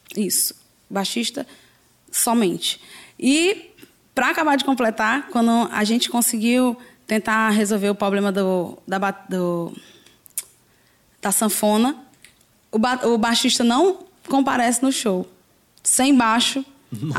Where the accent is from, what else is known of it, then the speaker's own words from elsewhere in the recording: Fortaleza, Ceará, Brazil; sou aqui mesmo de Fortaleza, sou do Parque dos Irmãos.